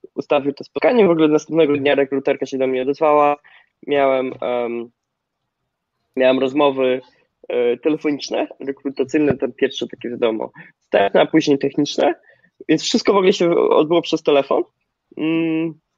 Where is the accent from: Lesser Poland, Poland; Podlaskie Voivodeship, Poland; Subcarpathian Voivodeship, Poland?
Podlaskie Voivodeship, Poland; small village near Zambrów; moved away as an adult; now in San Francisco, United States; Ja pochodzę z małej wsi na Podlasie, zresztą gdzie teraz jestem, odwiedzam akurat rodziców. Nie nadaję z San Francisco, tylko e, z małej wsi pod Zambrowem.